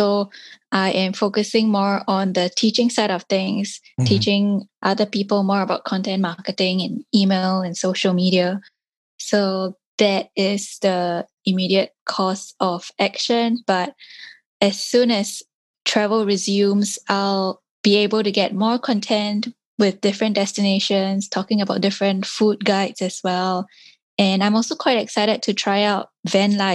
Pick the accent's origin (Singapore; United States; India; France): Singapore; I grew up in Singapore, which is an urban city